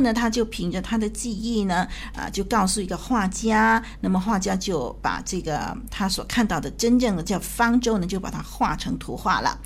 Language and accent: Chinese; China; 我们中国人的那个“船”这个字啊